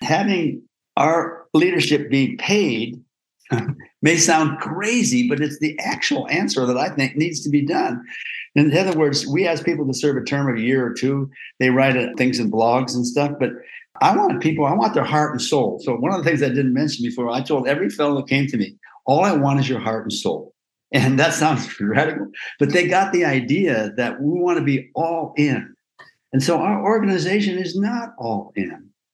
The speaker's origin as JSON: {"language": "English", "region": "Iowa", "country": "United States", "tie": "born or raised there", "said": "I grew up in Iowa"}